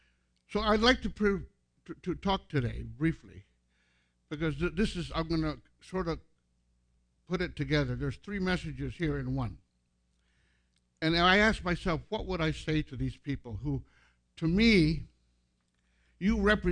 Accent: San Francisco, California, United States; also born or lived in Batac, Ilocos Norte, Philippines; when we grew up in San Francisco, when I grew up, when we came from the Philippines, and my dad was establishing a new church among Filipinos in San Francisco, I was the minority in everywhere I went

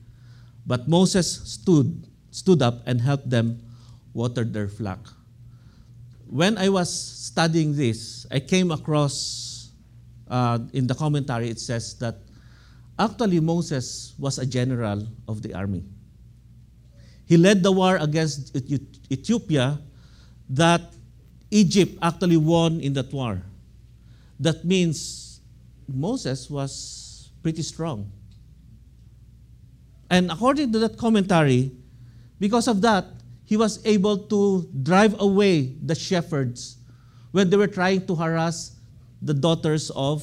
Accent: Philippines; now in United States; I am an American citizen, but I love my country. I always pray for the Philippines

